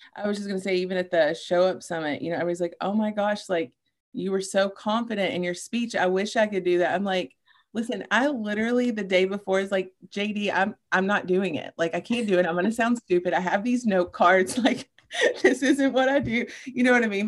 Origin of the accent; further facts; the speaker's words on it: Paducah, Kentucky, United States; moved away as an adult; now in Louisville, United States; I grew up in Paducah, Kentucky with my mom